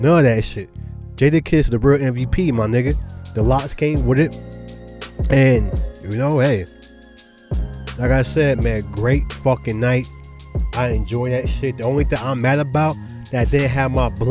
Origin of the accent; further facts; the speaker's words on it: Charlotte, North Carolina, United States; accent: New York; also born or lived in Brooklyn, New York; Even though I was raised in Charlotte, I still got the New Yorker in me